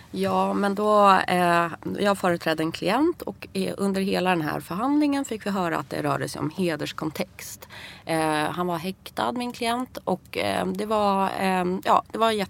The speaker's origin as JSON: {"language": "Swedish", "country": "Iran", "second_language": "Swedish", "moved": "yes", "lives_now": "Sweden", "said": "Och då känner jag ju hela tiden att eh, jag kommer ju från Iran. Det finns lite hederskontext även i Iran"}